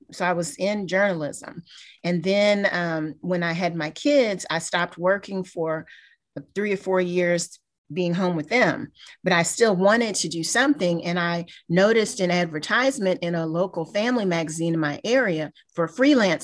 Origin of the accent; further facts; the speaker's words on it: Kentucky, United States; moved away as an adult; now in Houston, United States; I'm originally from Kentucky. I'm not from Houston